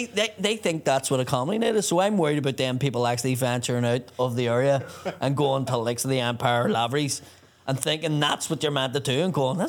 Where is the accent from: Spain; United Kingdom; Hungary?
United Kingdom; Belfast, Northern Ireland; Belfast, obviously, is my hometown